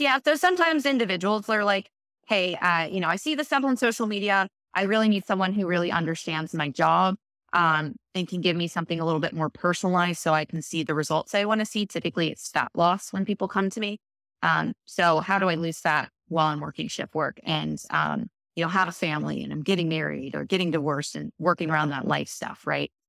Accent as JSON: {"language": "English", "town": "Baltimore", "region": "Maryland", "country": "United States", "tie": "born or raised there", "said": "I grew up in Baltimore"}